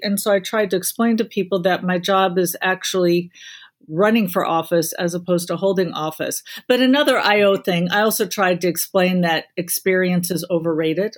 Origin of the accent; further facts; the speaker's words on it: Illinois, United States; now in South Carolina, United States; my home state of Illinois